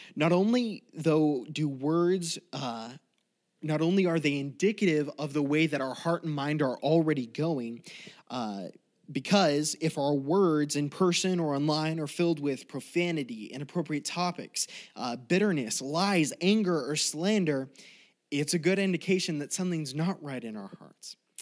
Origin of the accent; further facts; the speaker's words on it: Colorado, United States; moved away as an adult; also born or lived in California; growing up in Colorado